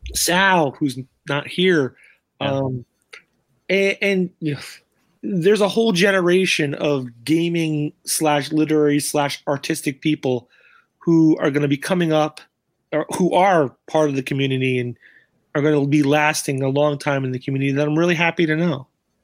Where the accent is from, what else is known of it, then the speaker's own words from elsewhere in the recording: Florida, United States; Look, I'm from Florida